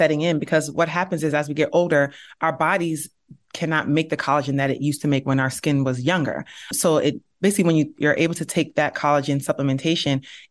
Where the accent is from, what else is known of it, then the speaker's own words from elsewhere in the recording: Nigeria; We're from Nigeria and we're from the Igbo tribe